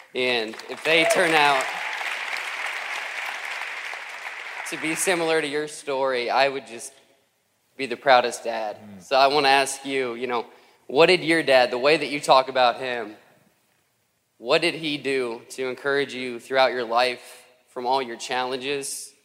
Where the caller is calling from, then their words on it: Columbus, Ohio, United States; I'm … from Columbus.